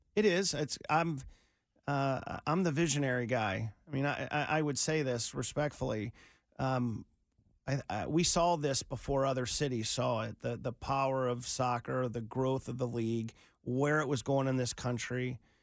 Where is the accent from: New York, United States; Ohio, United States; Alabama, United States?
Ohio, United States; Cincinnati; I grew up in Cincinnati